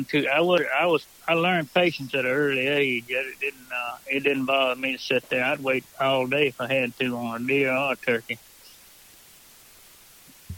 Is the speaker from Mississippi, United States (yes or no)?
yes; Mississippi, United States; now in St. Francisville, Louisiana, United States; I was raised in Mississippi